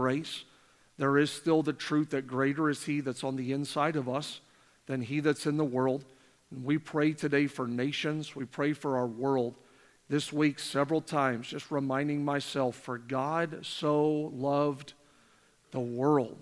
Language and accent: English; Canada; moved away; I'm born and raised in Canada.